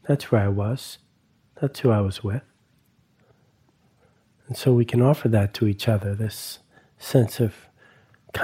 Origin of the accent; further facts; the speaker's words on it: East Coast, United States; moved away; growing up on the East Coast around a lot of Italians and a lot of Catholicism